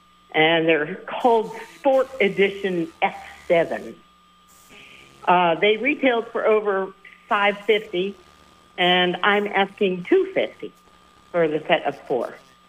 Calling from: Middlebury, Vermont, United States; from Middlebury.

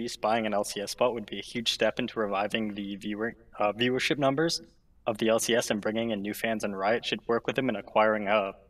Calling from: Ontario, Canada; I'm calling from Ontario, Canada.

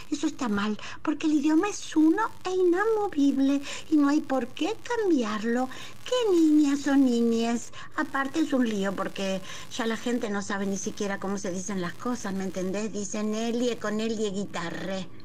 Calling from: Pilar, Buenos Aires Province, Argentina; de Pilar, administrativa y ayudante eclesiástica

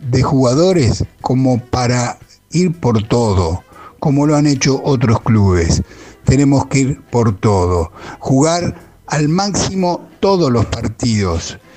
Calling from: Padua, Buenos Aires Province, Argentina; de Padua.

